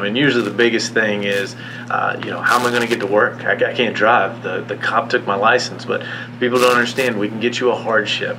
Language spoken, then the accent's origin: English; Crescent City, Florida, United States; My family's been in Putnam County since like the late 1800s. So that's on the other side of Alachua, in between Volusia, St. John's, and Gainesville area. So Palatka is the big city, but we're from Crescent City